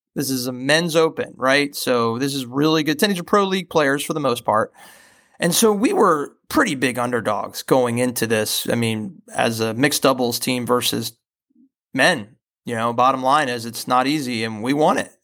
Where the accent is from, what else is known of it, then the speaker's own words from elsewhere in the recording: Boca Raton, Florida, United States; moved away as an adult; now in North Carolina, United States; I played junior tennis growing up in Boca Raton, Delray Beach, Florida area, so that's my my home territory